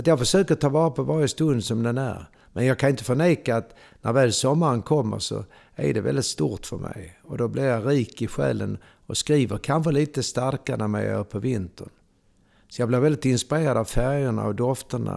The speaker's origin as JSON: {"language": "Swedish", "town": "Malmö", "region": "Skåne", "country": "Sweden", "tie": "born or raised there", "also_born_or_lived": "Ystad / Kivik", "moved": "as an adult", "lives_now": "Stockholm, Sweden", "said": "jag är född och uppvuxen i Malmö"}